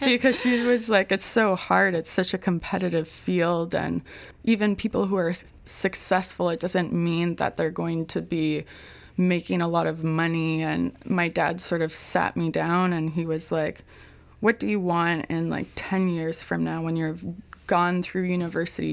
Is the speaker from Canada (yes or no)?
yes; Ontario, Canada; moved away as an adult; also born or lived in Victoria; I was a from Ontario